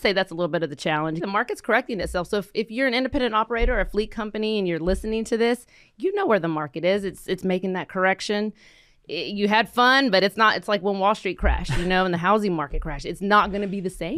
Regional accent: Fort Worth, Texas, United States; we grew up here in Fort Worth

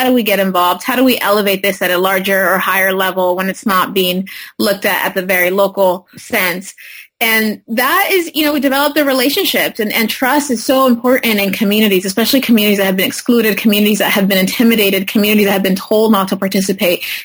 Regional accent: Parlier, California, United States; I grew up in a small city, Parlier, in the county of Fresno, primarily Latino community, farm worker community

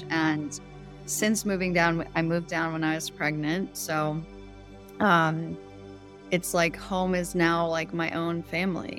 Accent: South Shore, Massachusetts, United States; also born or lived in Maine; now in San Diego, United States; I grew up in Massachusetts, South Shore, Massachusetts, near Cape Cod, on a cranberry farm.

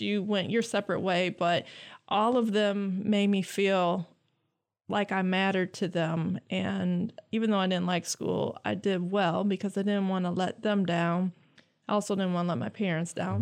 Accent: Lansing, Michigan, United States; I am from Lansing. I graduated from J W Sexton. I grew up on the West Side

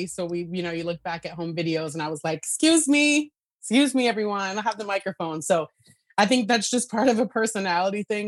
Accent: Idaho, United States; moved away as an adult; also born or lived in Northwest United States; now in New York City, United States; born and raised in Idaho, went through the music education program there, and then left right after high school

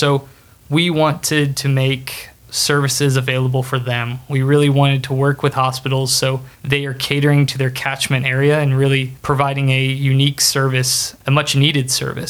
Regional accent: Kokomo, Indiana, United States; I'm originally from Kokomo, Indiana

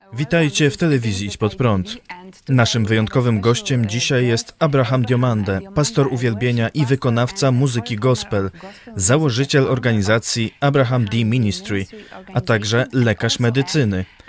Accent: Côte d’Ivoire; Polish is a second language; moved away as an adult; also born or lived in New York, United States; now in Lublin, Poland; Urodziłem się w Stanach Zjednoczonych, ale dorastałem w wybrzeżu Kości Słoniowej. Do wieku 19 lat żyłem tam.

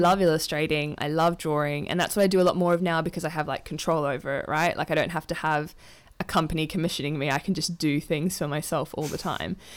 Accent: Adelaide, South Australia, Australia; moved away as an adult; also born or lived in Melbourne; now in London, United Kingdom; I grew up with Olivia in Adelaide

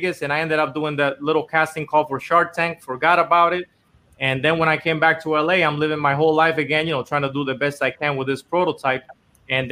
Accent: Dominican Republic; moved away as an adult; now in Los Angeles, United States; I was born and raised in Dominican Republic my whole life, and I actually came here to L.A. to try to do music

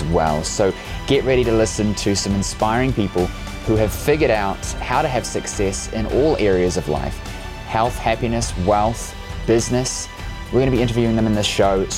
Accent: New Zealand; I'm from New Zealand

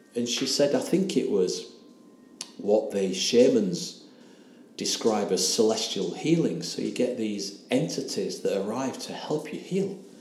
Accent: England, United Kingdom; accent: English; my English accent

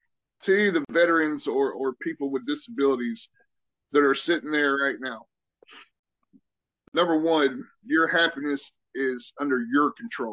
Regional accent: the South, United States; accent: Southern; Whenever I got to Germany, apparently, you know, people never heard a true Southern accent. Now, my accent is nothing like it used to be.

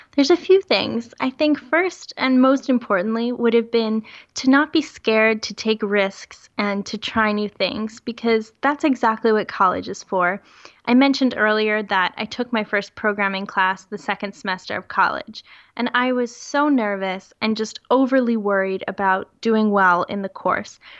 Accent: United States; moved away as an adult; now in Europe; I am currently working in Europe, but I am American, so my entire family is still living in the US

